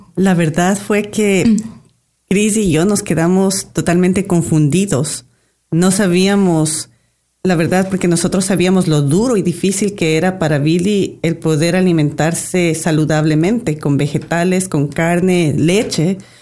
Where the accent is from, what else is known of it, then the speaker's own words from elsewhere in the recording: Ecuador; Llevamos 25 años de casados y vivimos, venimos de Ecuador